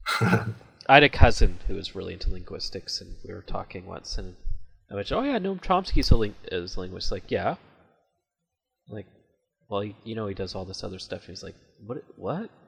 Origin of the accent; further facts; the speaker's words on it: Vancouver, British Columbia, Canada; accent: Canadian; I'm from Vancouver, the almost furthest west you can get in Canada